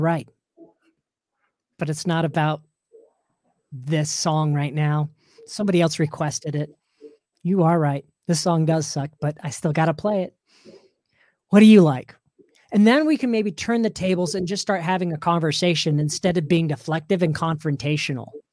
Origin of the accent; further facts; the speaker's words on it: Salt Lake City, Utah, United States; also born or lived in Orlando; And this is where I grew up here in Salt Lake City.